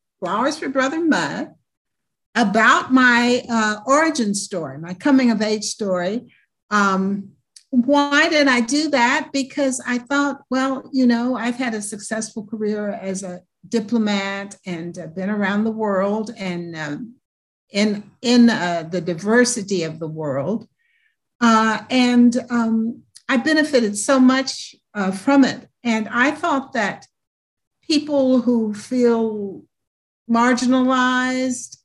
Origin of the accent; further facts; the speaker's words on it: Louisville, Kentucky, United States; I was born in the Jim Crow South in Louisville, Kentucky